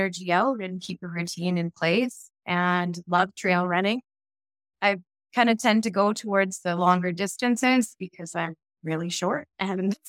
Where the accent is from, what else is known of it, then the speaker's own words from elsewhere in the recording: Cranbrook, British Columbia, Canada; I grew up in Cranbrook, BC, mostly